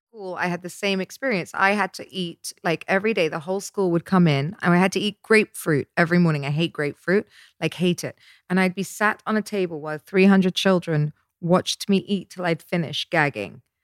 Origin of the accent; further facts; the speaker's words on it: Dorset, South West England, United Kingdom; moved away; I grew up in Dorset